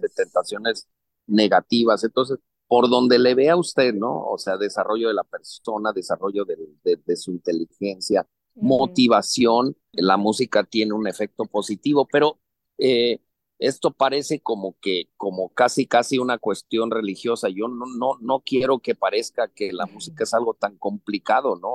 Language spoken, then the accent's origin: Spanish; Mexico; Yo soy un director mexicano, también trabajo en México